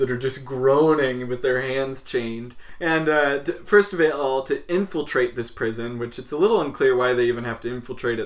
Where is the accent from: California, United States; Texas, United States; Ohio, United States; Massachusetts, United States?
California, United States; Visalia; growing up in Christian Visalia